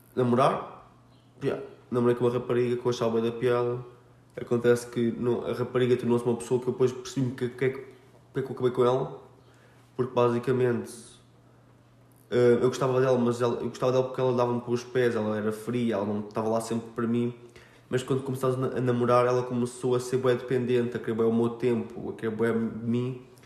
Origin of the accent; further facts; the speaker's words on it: Almada, Setúbal, Portugal; Minha terrinha é Charnaquinha, da Caparica